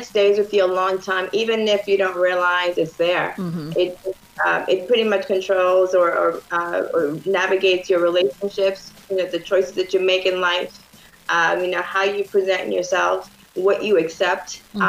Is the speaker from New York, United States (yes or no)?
yes; New York, United States; Yes, born and raised in New York. Very large family. My mother from Dominican Republic.